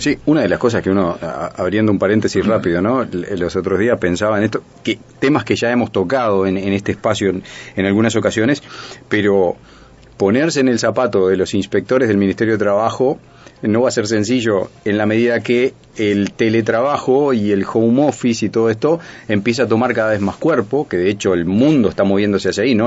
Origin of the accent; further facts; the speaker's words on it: Uruguay; somos los uruguayos